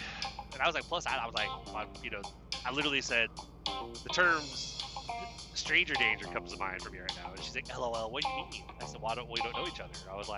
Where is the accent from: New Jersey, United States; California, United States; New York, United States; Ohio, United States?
California, United States; Pasadena; it is from California, you know, which I was, like, wondering if that was even going to, you know, I'm from Pasadena.